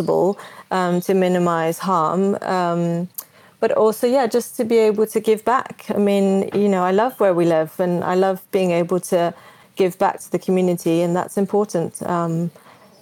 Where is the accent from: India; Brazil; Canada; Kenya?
Brazil; now in United Kingdom; I grew up in Brazil